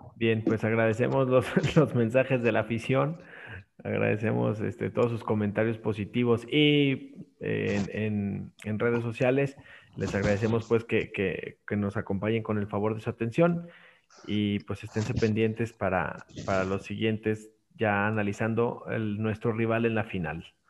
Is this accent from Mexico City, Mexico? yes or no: no; Aguascalientes, Mexico; yo soy de acá de Aguascalientes